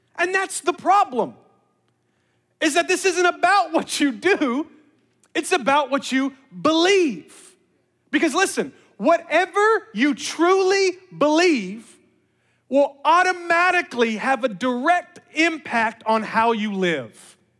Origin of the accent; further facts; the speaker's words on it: Memphis, Tennessee, United States; moved away; I was born and raised in Memphis, Tennessee